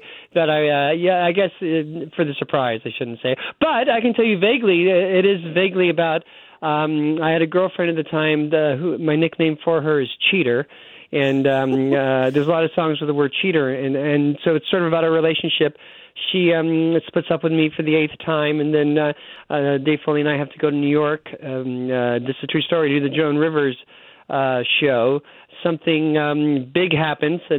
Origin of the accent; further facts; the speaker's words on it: Mississauga, Ontario, Canada; moved away as an adult; also born or lived in Los Angeles, United States; now in Winnipeg, Canada; I grew up in Mississauga, Ontario, a suburb outside, just like right outside of Toronto